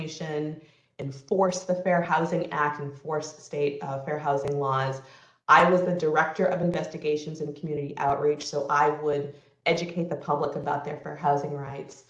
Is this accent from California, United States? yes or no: no; Salem, New Hampshire, United States; I grew up in Salem, New Hampshire